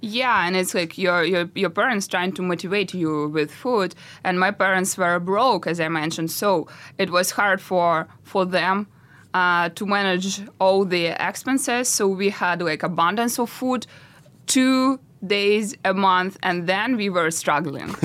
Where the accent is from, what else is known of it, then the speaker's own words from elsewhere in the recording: Russia; moved away; I'm from Russia. So I started my road from nothing because we live with my parents in really, really tiny apartment in Russia